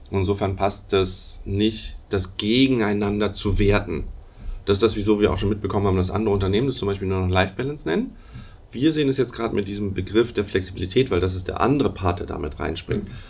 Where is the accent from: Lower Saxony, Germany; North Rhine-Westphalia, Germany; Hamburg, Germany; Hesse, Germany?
Hamburg, Germany; Ich komme eigentlich aus Hamburg, daher auch Moin Moin mal vorhin.